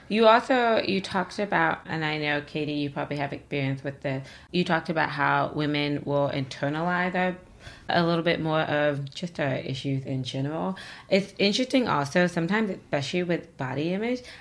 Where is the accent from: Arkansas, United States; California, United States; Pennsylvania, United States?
Arkansas, United States; She's from Arkansas. She's gonna side with me. I'm from Arkansas.